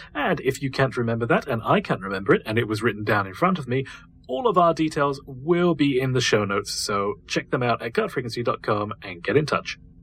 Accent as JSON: {"language": "English", "country": "United Kingdom", "said": "I am actually British"}